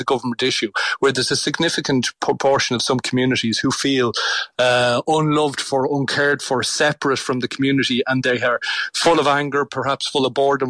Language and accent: English; Swords, Leinster, Ireland; the town I grew up in Swords